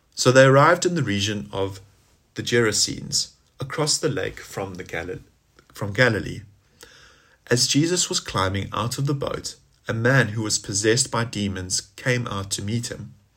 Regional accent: South Africa; now in Gloucestershire, United Kingdom; as we say in South Africa, how's it?

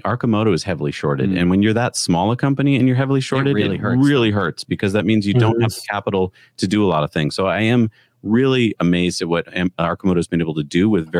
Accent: East Coast, United States; moved away; I grew up on the East Coast.

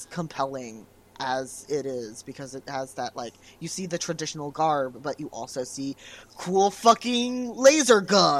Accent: Canada; I keep saying a boot because I'm Canadian.

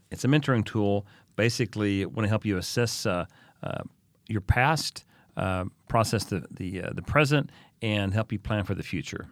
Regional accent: United States; moved away as an adult; also born or lived in Oklahoma / Texas; now in Vienna, Austria; I grew up in Oklahoma and Texas

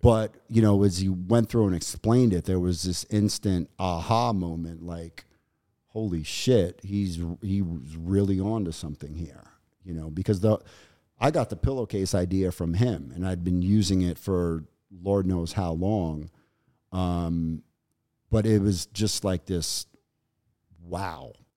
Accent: New York City, New York, United States; growing up in New York and, and Brooklyn, during the, the eighties and nineties

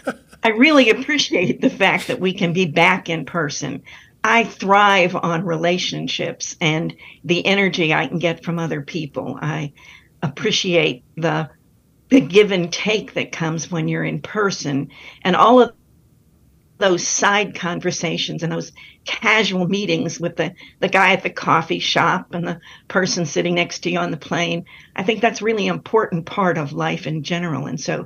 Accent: North Carolina, United States; So I'm always proud to be saying I'm from North Carolina.

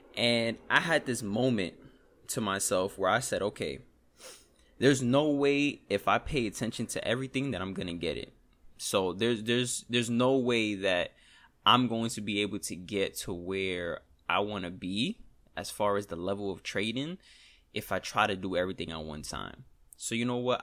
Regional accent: New York, United States; accent: New York; We, we in New York

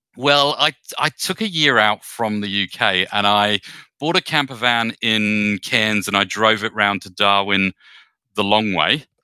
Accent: United Kingdom; I'm a Brit, um, by birth

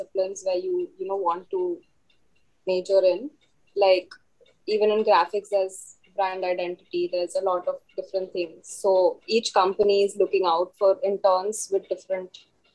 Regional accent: Mumbai, Maharashtra, India; I'm from Mumbai and I'm also from RED

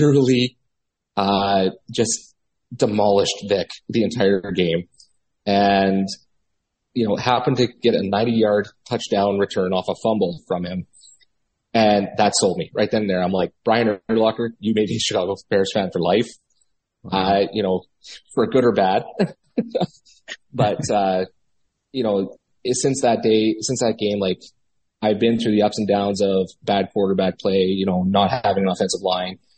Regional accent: Winnipeg, Manitoba, Canada; I'm from Winnipeg, Manitoba, Canada. We're literally the center of the country

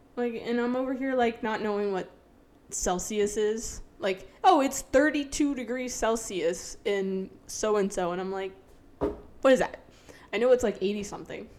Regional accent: United States; I'm American.

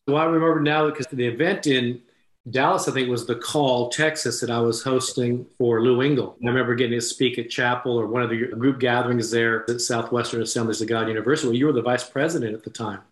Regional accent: Japan; moved away; I was born in Japan. My mother was Japanese. I actually went to high school in Japan

